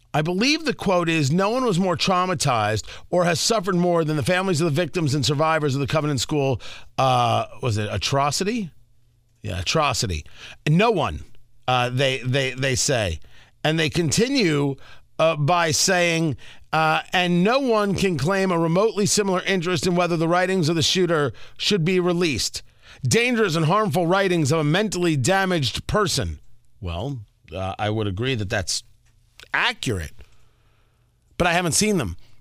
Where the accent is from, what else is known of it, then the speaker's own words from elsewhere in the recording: Middletown, New Jersey, United States; moved away; I grew up in Middletown, New Jersey